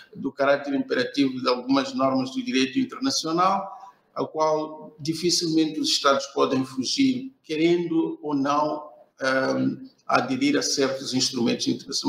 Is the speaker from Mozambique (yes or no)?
yes; Beira, Sofala, Mozambique; eu sou de Moçambique, sou uh, especificamente da cidade da Beira, uh, onde resido e trabalho.